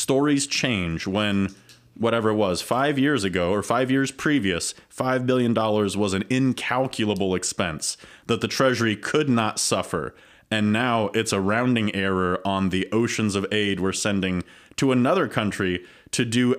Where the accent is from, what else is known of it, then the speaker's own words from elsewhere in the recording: Ohio, United States; I grew up in Ohio, but this is my home.